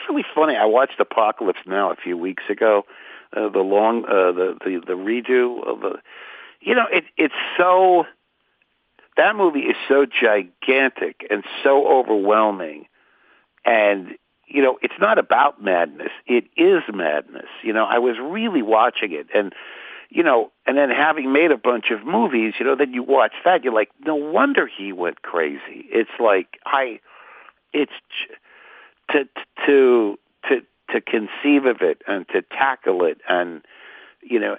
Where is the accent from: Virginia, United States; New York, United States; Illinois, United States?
New York, United States; Port Chester; now in Los Angeles, United States; I'm from Portchester, New York. That was my old area code.